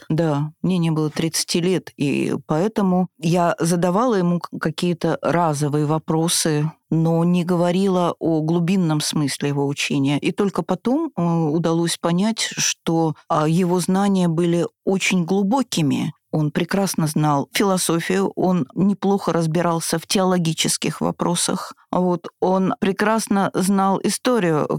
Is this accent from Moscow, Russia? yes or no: yes; Moscow, Russia; also born or lived in Saint Petersburg; мы москвичи